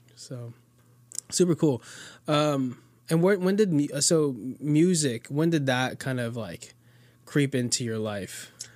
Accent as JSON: {"language": "English", "region": "Florida", "country": "United States", "tie": "born or raised there", "also_born_or_lived": "Queens, New York"}